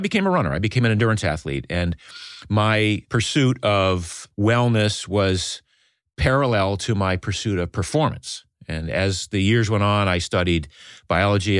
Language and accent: English; Maine, United States; I grew up in Maine in a small fishing village